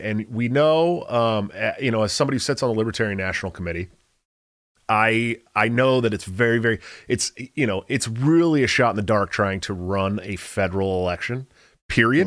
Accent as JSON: {"language": "English", "region": "California", "country": "United States", "said": "I'm from California"}